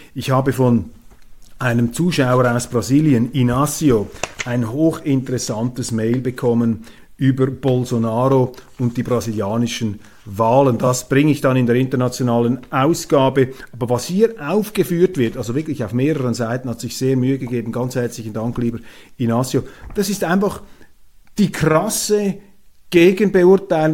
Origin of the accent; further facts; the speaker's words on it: Switzerland; als Schweizer und jemand, der auch in Europa studiert hat, und wir Schweizer sind auch Europäer